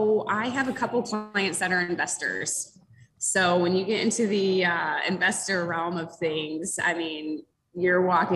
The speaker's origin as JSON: {"language": "English", "region": "Florida", "country": "United States", "moved": "yes", "lives_now": "Rochester, Michigan, United States", "said": "I'm from Florida originally, so most of my friends and family are in Florida"}